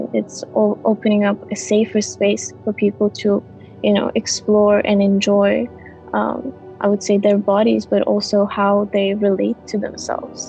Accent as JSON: {"language": "English", "country": "Kazakhstan", "tie": "born or raised there", "said": "I come from Kazakhstan. When I was growing up, I felt really far from fashion"}